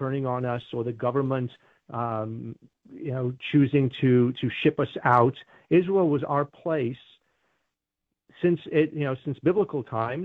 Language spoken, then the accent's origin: English; United Kingdom; now in United States; I grew up in Great Britain